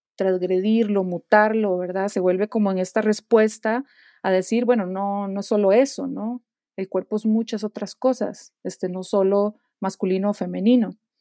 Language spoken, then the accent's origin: Spanish; Costa Rica; moved away as an adult; now in Guanajuato, Mexico; yo soy de Costa Rica y actualmente vivo en, México, en la ciudad de Guanajuato